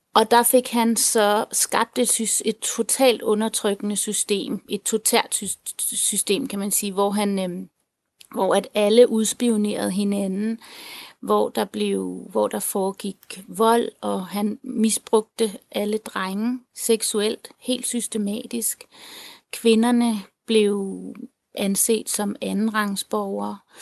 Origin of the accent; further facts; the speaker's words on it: Denmark; jeg er halvt tilener, halvt dansker. Øh, og jeg er vokset op her i Danmark